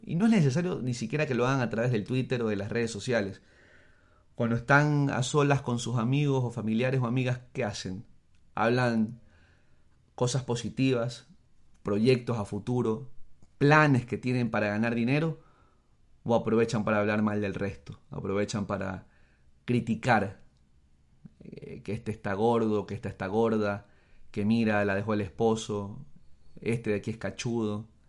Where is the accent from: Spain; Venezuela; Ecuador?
Ecuador; soy ecuatoriano y eso no va a cambiar aunque me vaya a vivir mañana a Siberia y saque la nacionalidad rusa. No va a cambiar, sigo siendo ecuatoriano y el hecho de que yo nací aquí no va a cambiar jamás.